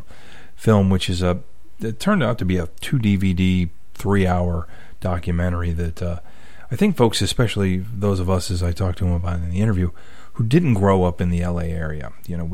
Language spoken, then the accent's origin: English; Western Pennsylvania, United States; a kid who grew up in Western PA